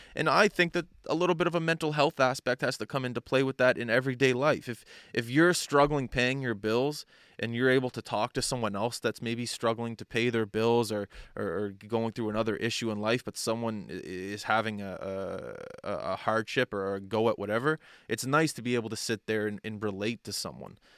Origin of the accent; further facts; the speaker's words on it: Nova Scotia, Canada; I'm from, I'm from Nova Scotia